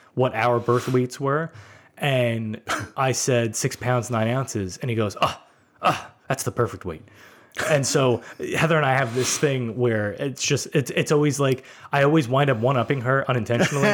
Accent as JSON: {"language": "English", "town": "New York City", "region": "New York", "country": "United States", "tie": "born or raised there", "said": "I grew up in Brooklyn"}